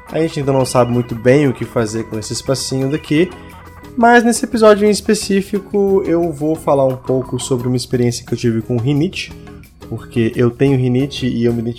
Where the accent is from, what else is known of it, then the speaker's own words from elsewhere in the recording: Belo Horizonte, Minas Gerais, Brazil; era um cursinho de preparatório para Cefet e Coltec, que lá de Belo Horizonte, que é minha cidade natal, é o cursos técnicos, né?